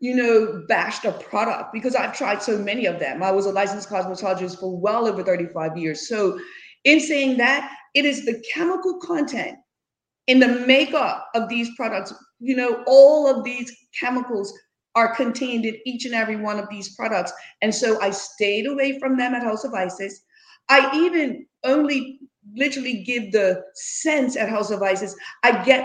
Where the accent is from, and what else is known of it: Bermuda; moved away as an adult; now in United States